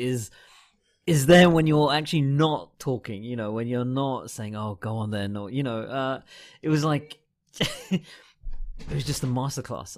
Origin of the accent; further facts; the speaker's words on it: United Kingdom; I'm a Brit and I was over here for most of the time